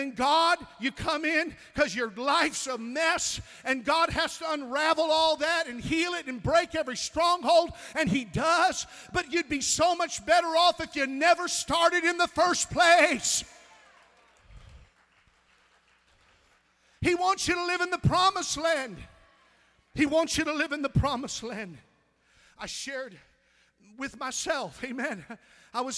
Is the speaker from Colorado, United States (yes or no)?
no; Missouri, United States; I'm from Missouri